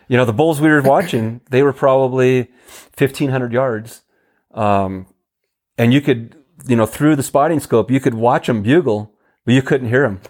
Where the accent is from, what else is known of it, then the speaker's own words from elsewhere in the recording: Oregon, United States; now in New Mexico, United States; I'm from Oregon